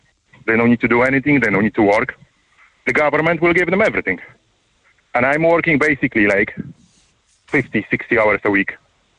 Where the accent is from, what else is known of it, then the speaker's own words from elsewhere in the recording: eastern Poland, Poland; English is a second language; now in Ireland; I'm actually from the East Europe. I'm from part of the Poland, the very east, close to the border of Belarus.